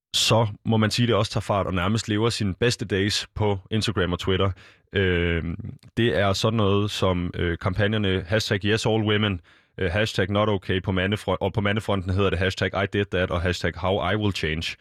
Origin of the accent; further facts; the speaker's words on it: Denmark; som danskere